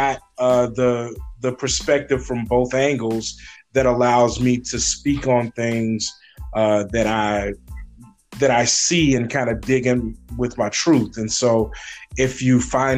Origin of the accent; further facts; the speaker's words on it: Bernice, Louisiana, United States; moved away as an adult; now in Des Moines, United States; I'm originally from Bernice, Louisiana. I grew up in Louisiana.